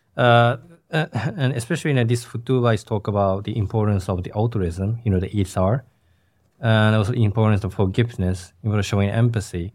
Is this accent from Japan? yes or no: yes; Japan; in the small city, cities, uh, where my hometown